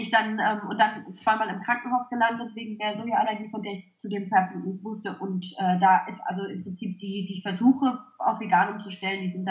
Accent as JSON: {"language": "German", "town": "Clausthal-Zellerfeld", "region": "Lower Saxony", "country": "Germany", "said": "Ich habe damals noch bei meinen Eltern gewohnt. Ich komme ursprünglich aus Klausthal-Zellerfeld"}